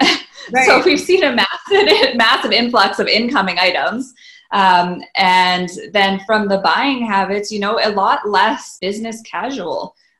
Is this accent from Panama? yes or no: no; Canada; So it just never really made sense as a Canadian consumer.